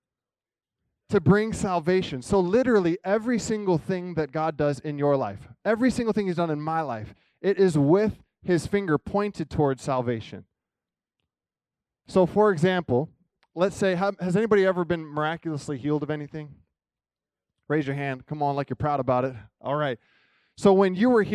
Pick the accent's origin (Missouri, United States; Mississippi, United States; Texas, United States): Missouri, United States; Kansas City; I'm from Kansas City